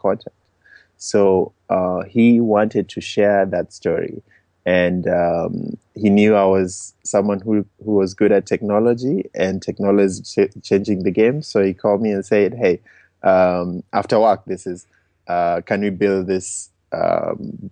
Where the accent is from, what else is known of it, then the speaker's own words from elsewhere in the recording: Kenya; moved away as an adult; also born or lived in United States; I was born and raised in Kenya. I traveled to the US for college.